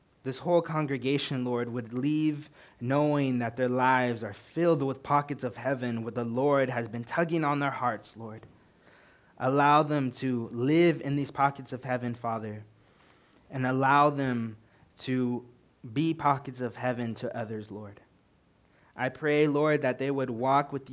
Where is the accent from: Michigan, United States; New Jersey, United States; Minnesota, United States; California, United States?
California, United States; moved away as an adult; now in Montana, United States; I'm originally from California